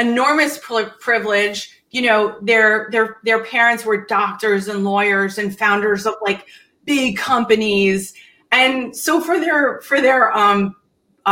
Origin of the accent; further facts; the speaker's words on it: Bergen County, New Jersey, United States; also born or lived in Hackensack, New Jersey / Tenafly, New Jersey; we moved to the most expensive school district in Bergen County, New Jersey, Tenafly High School